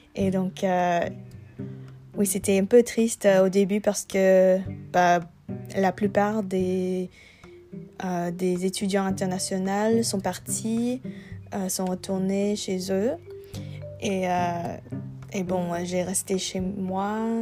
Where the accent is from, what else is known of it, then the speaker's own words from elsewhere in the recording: Vancouver, British Columbia, Canada; French is a second language; je viens de Vancouver, Canada